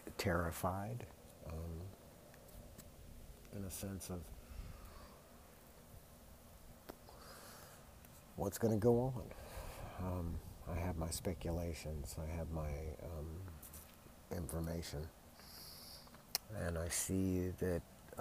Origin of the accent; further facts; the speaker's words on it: United States; I was born in America